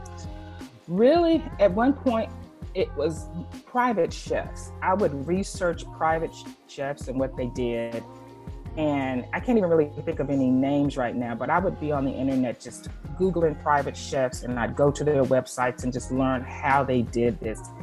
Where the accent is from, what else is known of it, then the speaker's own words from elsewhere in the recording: North Louisiana, United States; moved away; also born or lived in Houston, Texas; I'm from Louisiana, but I went to Houston early. I lived there for a lot of years